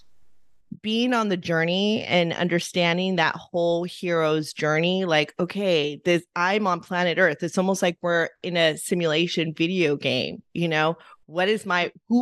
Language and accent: English; Los Angeles, California, United States; I grew up in Eagle Rock, which was predominantly a very Filipino town